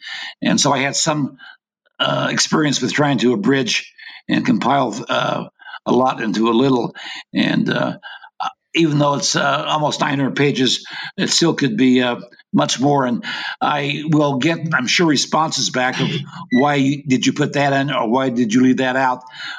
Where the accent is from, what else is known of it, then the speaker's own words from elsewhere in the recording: Intermountain West, United States; I was raised in the Intermountain West, came to BYU, got my undergraduate degree, took a PhD there in U.S. history with an emphasis in Western history.